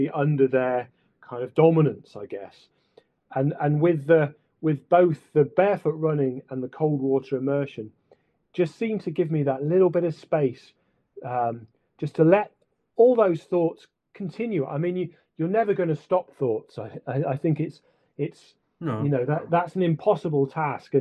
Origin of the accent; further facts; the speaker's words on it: Sheffield, Yorkshire and the Humber, United Kingdom; moved away; also born or lived in Scotland; when I was growing up in Sheffield, and then when I moved up to Scotland